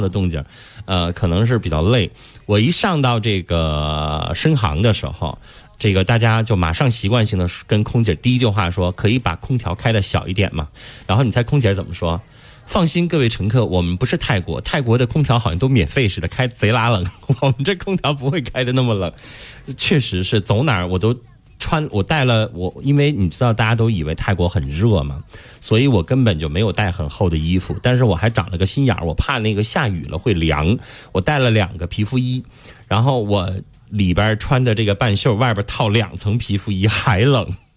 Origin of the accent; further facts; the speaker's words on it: China; 我们中国人